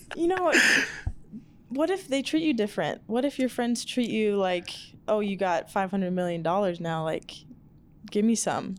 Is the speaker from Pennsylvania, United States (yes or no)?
no; Seattle, Washington, United States; moved away as an adult; now in Albuquerque, United States; my hometown, Seattle